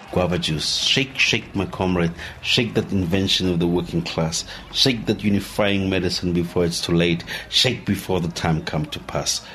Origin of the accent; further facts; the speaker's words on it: South Africa; being South African